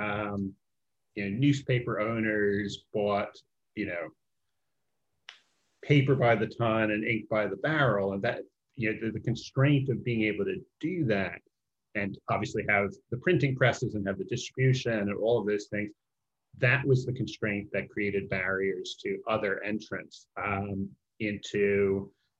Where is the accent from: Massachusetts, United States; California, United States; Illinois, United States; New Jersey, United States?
Illinois, United States; Chicago; I grew up in the Chicago area